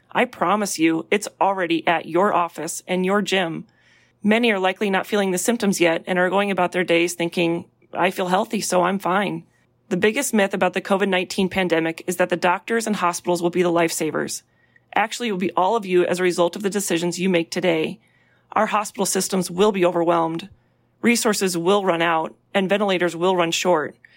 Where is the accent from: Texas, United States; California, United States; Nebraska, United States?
Nebraska, United States; Omaha; born or raised there; now in Seattle, United States